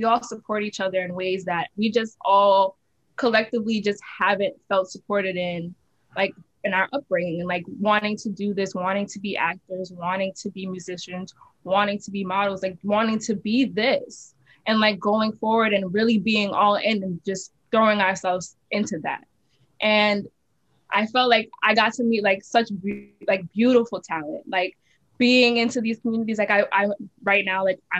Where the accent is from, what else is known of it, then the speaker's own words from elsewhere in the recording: New York City, New York, United States; growing up in Brooklyn and like also going to school here